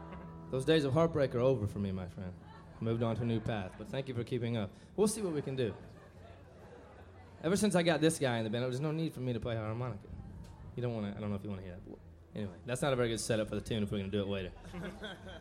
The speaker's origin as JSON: {"language": "English", "town": "St. Louis", "region": "Missouri", "country": "United States", "said": "This is South City 3. We come from South City, St. Louis, Missouri."}